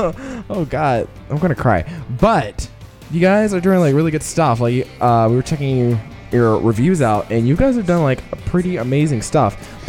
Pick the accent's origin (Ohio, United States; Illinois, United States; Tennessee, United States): Tennessee, United States; Nashville; now in Chicago, United States; I'm from Nashville.